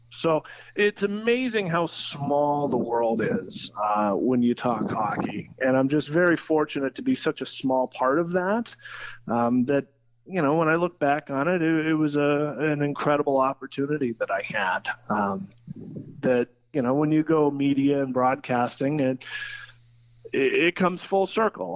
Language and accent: English; Troy, Ohio, United States; also born or lived in London, Ontario, Canada; I'm from Troy. Uh, I was born here in Troy, um, raised mostly in Troy. I, I, split my childhood between two hometowns, uh, Troy, Ohio, and London, Ontario, Canada